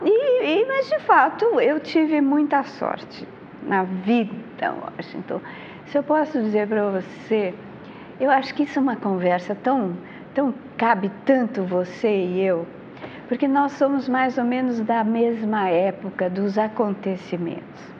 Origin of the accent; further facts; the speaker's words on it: São Paulo, Brazil; Eu nasci em Higienópolis